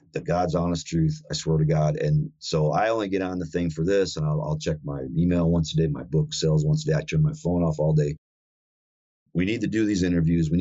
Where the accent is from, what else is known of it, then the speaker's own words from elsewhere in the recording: South Dakota, United States; I grew up in South Dakota here